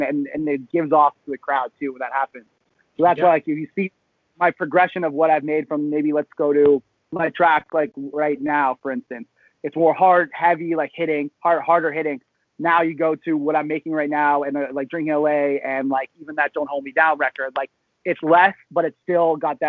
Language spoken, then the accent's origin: English; Georgetown, Ontario, Canada; also born or lived in Sudbury, Ontario; now in Toronto, Canada; I grew up in Georgetown, and then but I went to a school in Sudbury